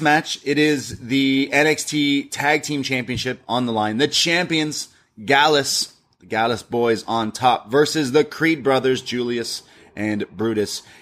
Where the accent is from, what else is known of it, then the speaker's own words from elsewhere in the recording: Canada; I'm Canadian